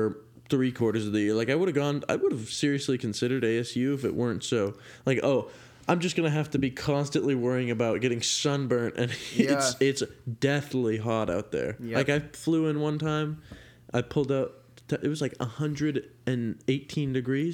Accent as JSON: {"language": "English", "town": "Carmichael", "region": "California", "country": "United States", "tie": "born or raised there", "moved": "as an adult", "lives_now": "Chico, United States", "said": "I grew up in Sacramento in this place called Carmichael"}